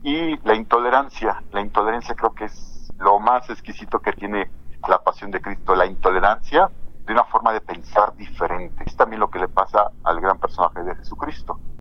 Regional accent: Mexico; vivimos como mexicanos

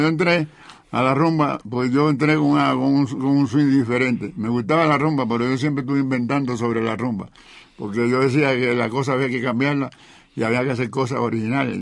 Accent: Cuba; moved away as an adult; now in Mexico; Yo llevo más años viviendo aquí que en Cuba. Tuve, yo, yo llevo 55 años viviendo aquí

